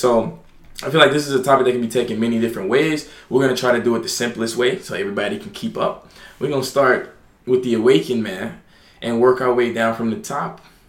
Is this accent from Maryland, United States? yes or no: no; Alabama, United States; now in New York, United States; I came to New York from Alabama.